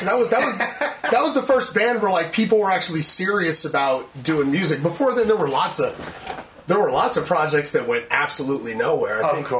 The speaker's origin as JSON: {"language": "English", "town": "Bloomfield", "region": "New Jersey", "country": "United States", "tie": "born or raised there", "also_born_or_lived": "Newark, New Jersey / California", "said": "But then high school, like the years that matter, yeah, was like right here. It was like here at Bloomfield. I went to Montclair High School."}